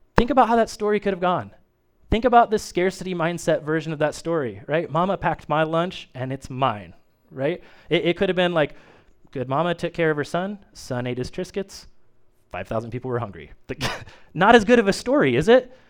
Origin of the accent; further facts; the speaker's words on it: Kokomo, Indiana, United States; I grew up in the United Methodist Church, uh, Main Street United Methodist in Kokomo, Indiana. It's still there